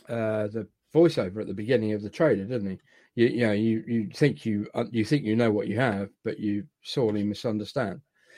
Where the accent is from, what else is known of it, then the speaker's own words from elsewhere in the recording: Scotland, United Kingdom; I can't believe as a Scotsman, I just got told off by an Australian for swearing.